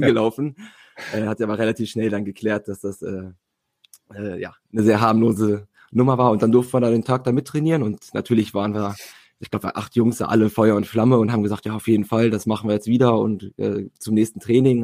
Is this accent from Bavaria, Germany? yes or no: no; Hanover, Lower Saxony, Germany; komme gebürtig aus Hannover, spiele wie gesagt hier in Hannover